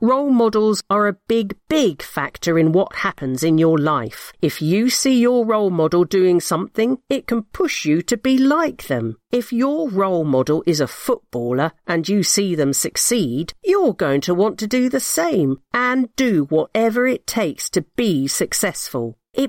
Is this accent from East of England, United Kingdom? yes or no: no; London, United Kingdom; where I'm from, the football pitch at Elthorne Park, is so important. I moved from East London, and the pitch is where I've met all my friends.